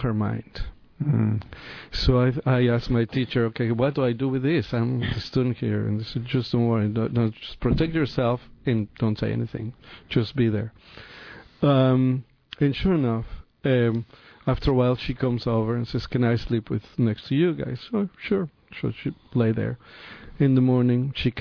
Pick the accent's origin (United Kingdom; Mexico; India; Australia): Mexico; Mexico City; moved away; also born or lived in San Francisco; I am from Mexico City. Right? I'm a city boy